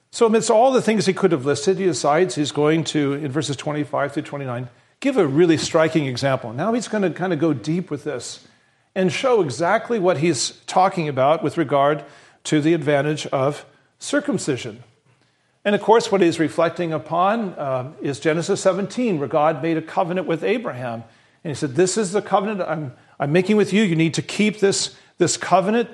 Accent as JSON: {"language": "English", "region": "Western Nebraska", "country": "United States", "tie": "born or raised there", "said": "I was raised in Western Nebraska"}